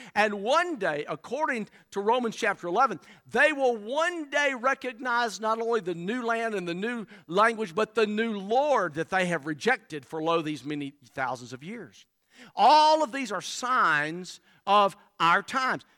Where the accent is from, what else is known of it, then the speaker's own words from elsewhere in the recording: Alabama, United States; moved away as an adult; now in South Carolina, United States; I was born and reared in Alabama